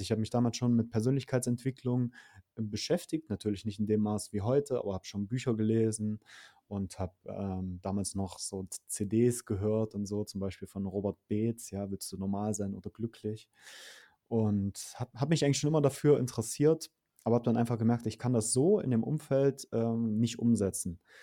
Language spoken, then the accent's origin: German; Saxony-Anhalt, Germany; moved away as an adult; also born or lived in Berlin; Ich bin auf, ähm, in einer Kleinstadt groß geworden in Sachsen-Anhalt